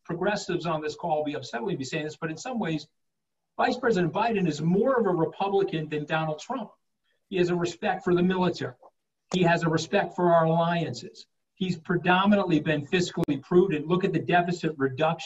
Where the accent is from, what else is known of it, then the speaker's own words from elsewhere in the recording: Long Island, New York, United States; I'm an Italian-American from Long Island